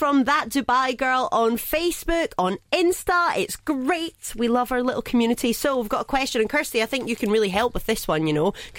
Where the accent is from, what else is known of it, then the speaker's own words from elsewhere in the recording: United Kingdom; moved away; Especially if we're British.